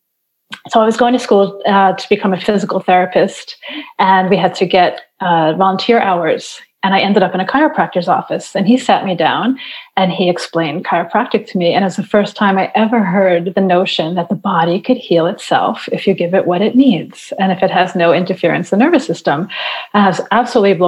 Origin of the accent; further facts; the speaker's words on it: New York, United States; now in Montreal, Canada; I live in Montreal, Quebec. I'm originally from New York